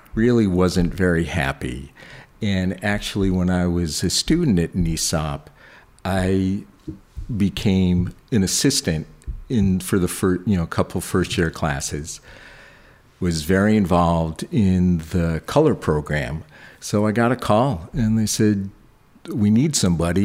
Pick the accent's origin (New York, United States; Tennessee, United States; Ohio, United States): New York, United States; Buffalo; moved away as an adult; also born or lived in Boston; as a kid, I grew up in Buffalo, New York.